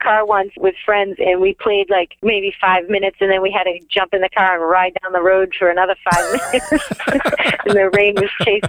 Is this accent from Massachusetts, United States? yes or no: yes; Massachusetts, United States; now in The Villages, Florida, United States; We're from Massachusetts originally